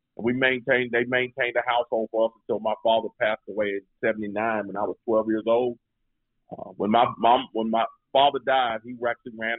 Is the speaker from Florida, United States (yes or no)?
no; Greensboro, North Carolina, United States; I was born and raised in Greensboro, North Carolina